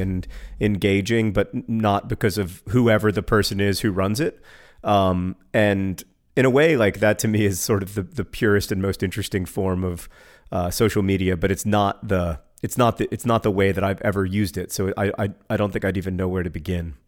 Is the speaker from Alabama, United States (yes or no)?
yes; Birmingham, Alabama, United States; was born in Birmingham, Alabama, uh, my hometown